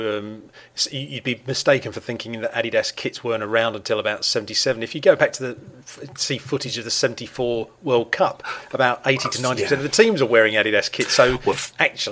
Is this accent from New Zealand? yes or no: no; England, United Kingdom; being English